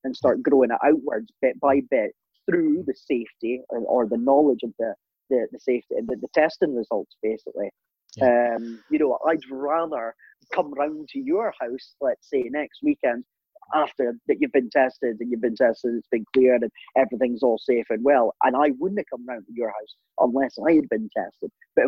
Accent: Aberdeen, Scotland, United Kingdom; we're from Aberdeen, we all live in Aberdeen

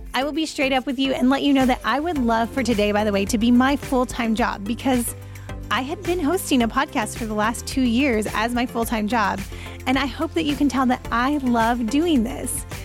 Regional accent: United States; I'm American

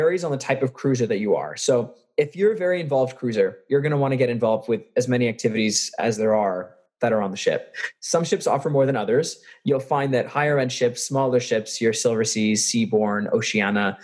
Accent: just outside of Toronto, Ontario, Canada; I actually went to school in just outside of Toronto in Canada. I'm Canadian, born here

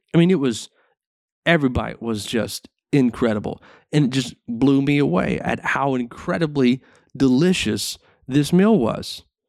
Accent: the South, United States; growing up in the South, it was a small town

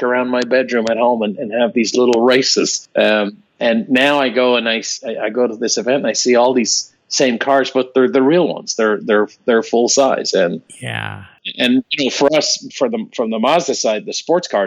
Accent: Ireland; Growing up in Ireland, you know, in 1976, an Irishman

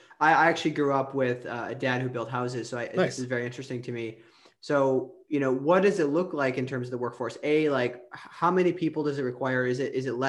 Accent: Wisconsin, United States; I grew up in Wisconsin

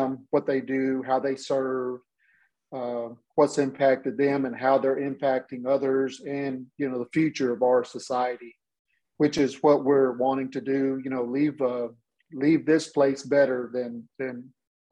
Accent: Hearne, Texas, United States; I'm originally from Hearne, Texas, same hometown as Chip. And we actually grew up together

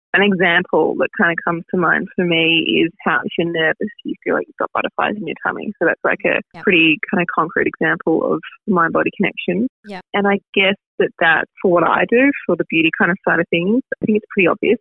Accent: Melbourne, Victoria, Australia; also born or lived in Germany; I grew up in Melbourne and finished school and went to uni straight away

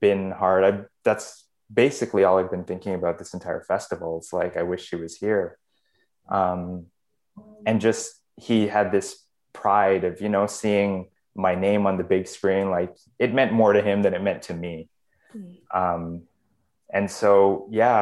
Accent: Canada; I was born in Canada

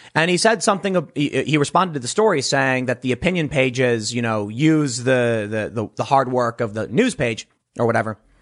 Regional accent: United States

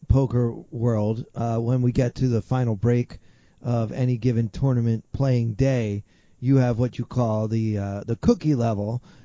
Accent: Maryland, United States; my home state of Maryland

